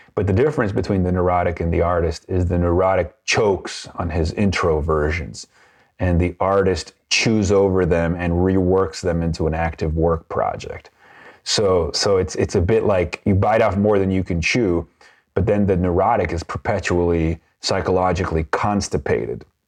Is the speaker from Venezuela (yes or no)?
yes; Venezuela; growing up in Venezuela and being part of a wealthy family in Venezuela